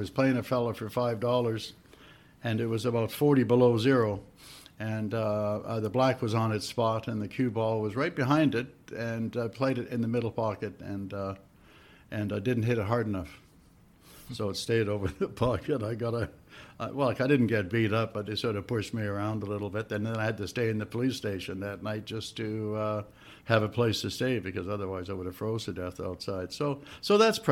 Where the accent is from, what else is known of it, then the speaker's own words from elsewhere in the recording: Victoria, British Columbia, Canada; also born or lived in San Francisco; I'm from the West Coast, Victoria, BC